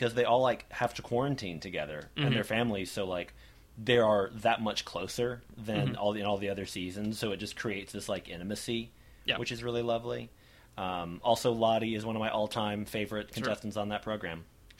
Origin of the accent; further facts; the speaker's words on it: United States; we're all American, sadly.